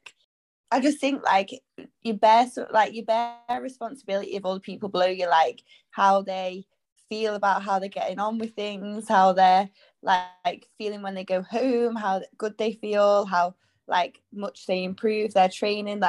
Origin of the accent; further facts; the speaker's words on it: Manchester, North West England, United Kingdom; he heard that I was from Manchester